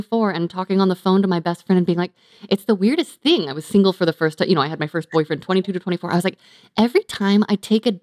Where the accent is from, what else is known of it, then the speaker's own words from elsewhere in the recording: California, United States; I grew up in California